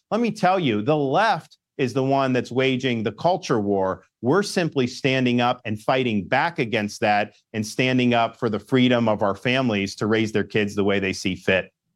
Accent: Florida, United States; born and raised in Florida

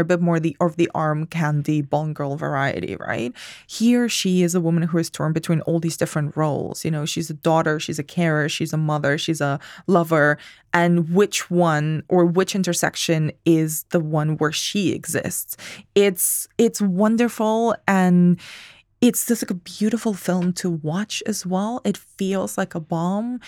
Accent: Spain; English is a second language; moved away; I'm from Spain.

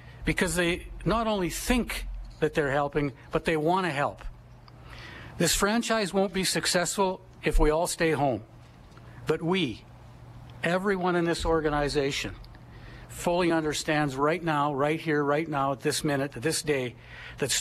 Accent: Edmonton, Alberta, Canada; I was born and raised in Edmonton

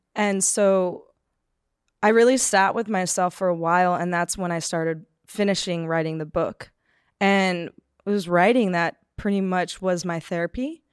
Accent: Palmdale, California, United States; I grew up in Palmdale, California, which is just, like, an hour north of Los Angeles

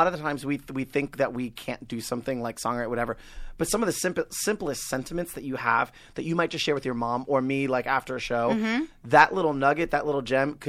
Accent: New York, United States; accent: Long Island; now in Los Angeles, United States; So, I grew up on Long Island. I was in a very strict, conservative Puerto Rican Italian household. I used to talk like this. I used to have a thick Long Island accent.

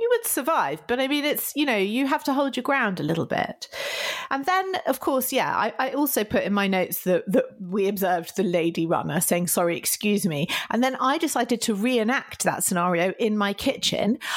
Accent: United Kingdom

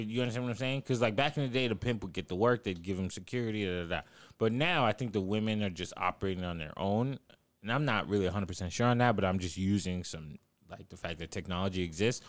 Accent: the South, United States; I'm from the South.

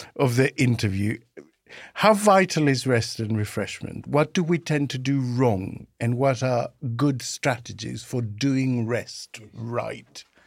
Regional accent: Greece; now in United Kingdom; in my home country, Greece, when I came over to the U K in nineteen ninety

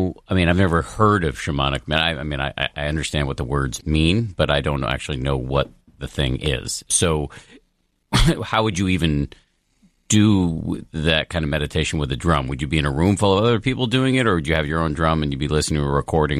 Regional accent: Newton, Massachusetts, United States; I grew up in Newton, not far away.

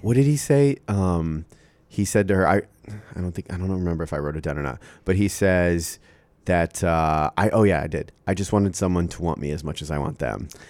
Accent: Iowa, United States; As an Iowan

